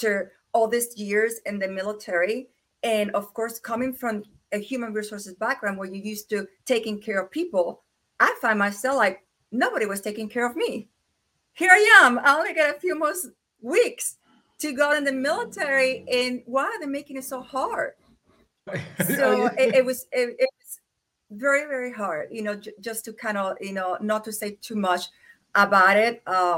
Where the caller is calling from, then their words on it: Kingsport, Tennessee, United States; And I am here from Kingsport, Tennessee, and it's very cold over here.